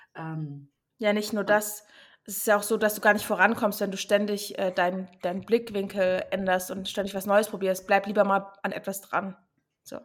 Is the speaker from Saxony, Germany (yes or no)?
yes; Chemnitz, Saxony, Germany; moved away as an adult; now in Berlin, Germany; komme ich ursprünglich aus Chemnitz, bin aber vor sechs, sieben Jahren nach Berlin gezogen